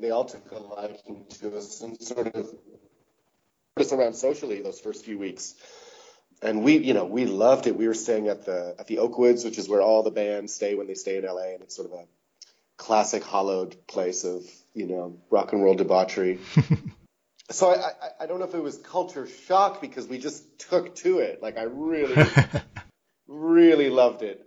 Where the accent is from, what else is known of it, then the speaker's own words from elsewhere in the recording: Canada; I live in Canada. I'm everyone in the band is Canadian. We are a Canadian band